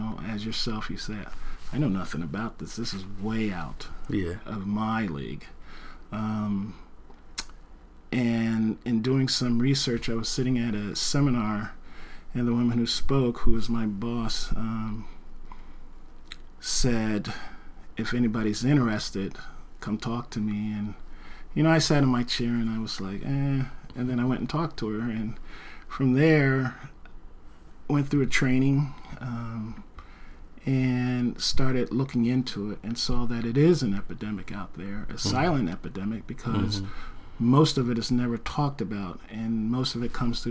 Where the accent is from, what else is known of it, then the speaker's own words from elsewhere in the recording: New Jersey, United States; also born or lived in North Bend, Washington; now in Oregon, United States; I'm originally from New Jersey